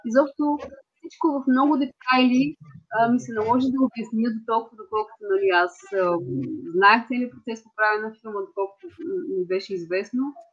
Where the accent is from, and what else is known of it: Bulgaria